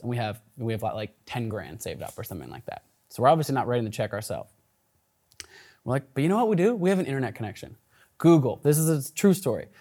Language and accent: English; Portland, Oregon, United States; also born or lived in Olympia, Washington; I grew up in Portland, Oregon. I was actually born just an hour south of here in Olympia